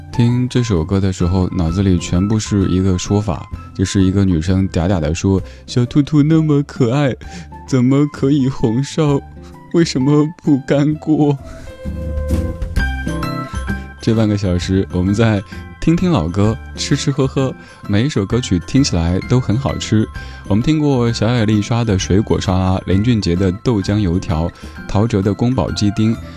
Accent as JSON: {"language": "Chinese", "region": "Sichuan", "country": "China", "tie": "born or raised there", "accent": "Sichuanese", "said": "小时候听到的那个，四川话"}